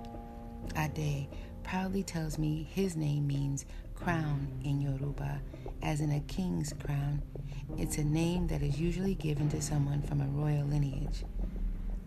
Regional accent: St. Croix, U.S. Virgin Islands; We have colorful names for fish on St. Croix, and we have magnificent nicknames for people, too.

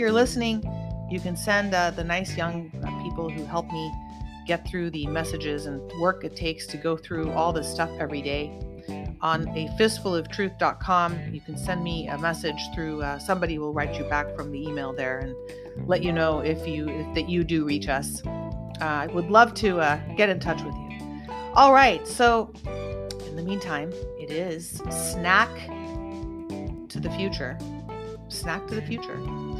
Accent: Santa Cruz, California, United States; now in Los Angeles, United States; my hometown up in Santa Cruz

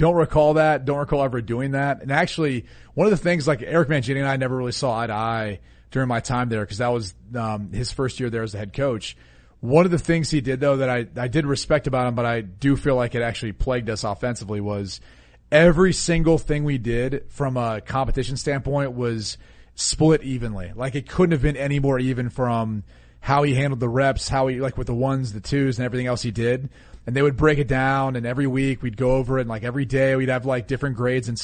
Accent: Columbus, Ohio, United States; I'm from the Columbus area

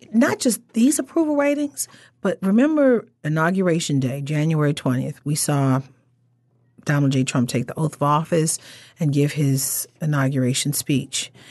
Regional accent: Baltimore, Maryland, United States; I'm still from the Baltimore area

